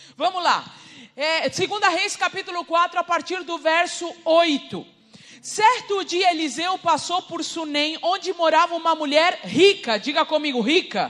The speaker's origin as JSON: {"language": "Portuguese", "region": "Rivera", "country": "Uruguay", "moved": "yes", "said": "eu sou uruguaia, tá? Sou de Rivera"}